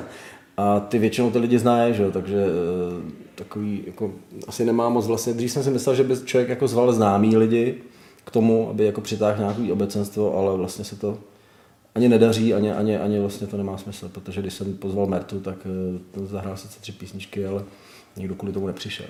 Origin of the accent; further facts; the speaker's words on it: Czechia; now in Prague, Czechia; já jsem z toho západnějšího pohraničí vlastně taky původem, taky jsem sem připlaval.